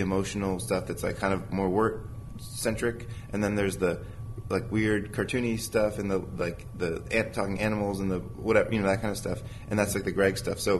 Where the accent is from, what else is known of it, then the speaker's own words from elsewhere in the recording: New Jersey, United States; moved away as an adult; now in California, United States; I grew up in New Jersey, and I was used to the seasons of the year. But for to go to animation school, I moved out to California